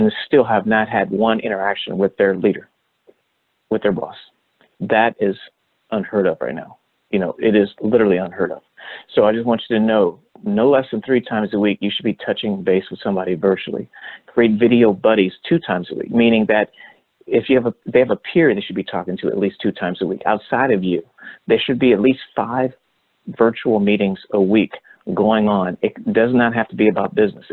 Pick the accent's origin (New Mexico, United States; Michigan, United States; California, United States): California, United States; Los Angeles; I grew up in Hollywood